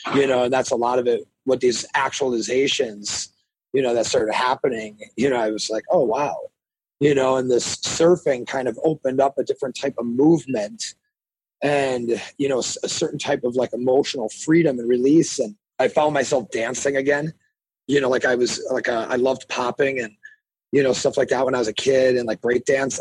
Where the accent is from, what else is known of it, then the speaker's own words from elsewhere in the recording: Milwaukee, Wisconsin, United States; I grew up in Milwaukee, Wisconsin.